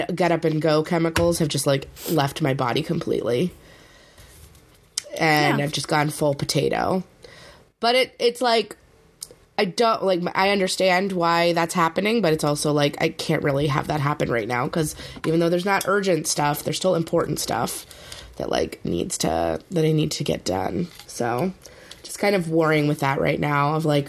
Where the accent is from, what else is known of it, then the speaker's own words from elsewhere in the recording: Arizona, United States; moved away; also born or lived in New Orleans; I grew up in Arizona